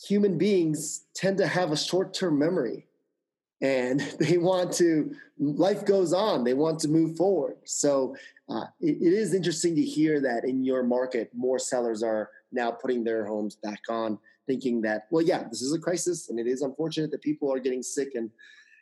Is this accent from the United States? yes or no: yes; New York, United States; I'm a New York guy. I'm a New Yorker